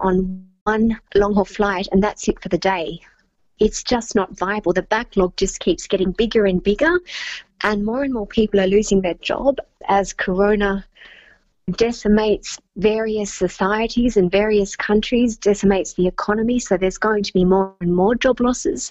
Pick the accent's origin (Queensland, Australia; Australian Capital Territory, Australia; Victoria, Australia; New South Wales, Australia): Victoria, Australia; moved away; my home state of Victoria